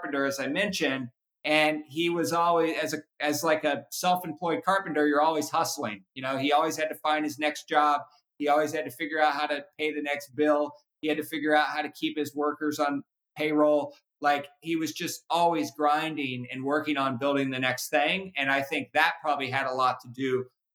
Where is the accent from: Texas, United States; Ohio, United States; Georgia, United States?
Ohio, United States; Cincinnati; now in Napa, United States; I was born and raised in Cincinnati.